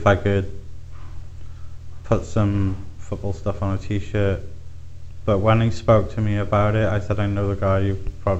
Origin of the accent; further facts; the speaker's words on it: South Wales, United Kingdom; moved away; I'm not a fan of football myself because I'm from South Wales. rugby's in my blood.